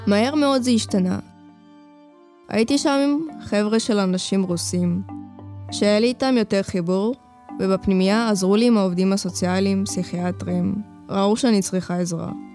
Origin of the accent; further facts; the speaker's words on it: Lod, Central District, Israel; also born or lived in Ukraine; באתי מאוקראינה, נולדתי שם, בגיל חמיש עליתי לארץ. הסתובבנו פה ובסוף נתקענו בלוד